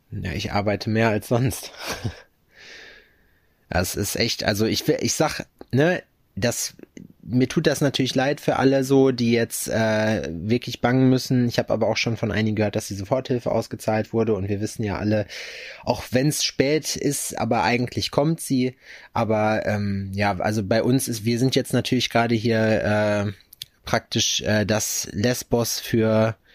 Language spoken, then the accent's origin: German; Berlin, Germany; Als Berliner mehr, ist man das doch eh schon halb.